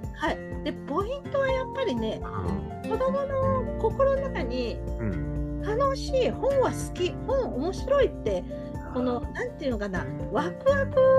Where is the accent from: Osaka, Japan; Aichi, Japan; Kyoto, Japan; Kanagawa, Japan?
Osaka, Japan; accent: Osaka dialect; 私あの大阪弁